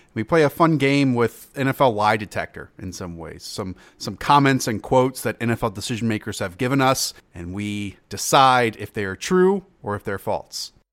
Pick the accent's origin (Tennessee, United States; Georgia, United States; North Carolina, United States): North Carolina, United States; Charlotte; I grew up in Charlotte